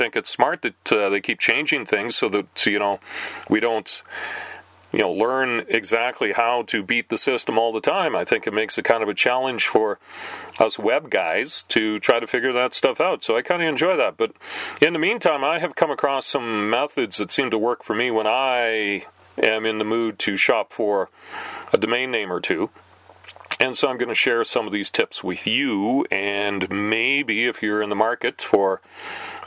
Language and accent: English; Canada; we're Canadian